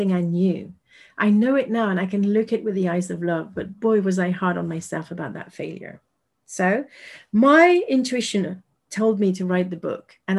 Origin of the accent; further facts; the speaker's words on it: France; English is a second language; I am French and I'm speaking English to you right now